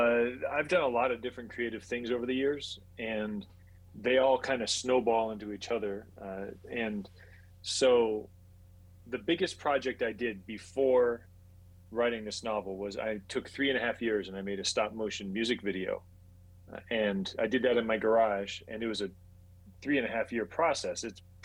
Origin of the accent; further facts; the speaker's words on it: Saudi Arabia; also born or lived in Puerto Rico; I grew up overseas. So I was born in Puerto Rico, lived in Saudi Arabia for 12 years, and then my family went sailing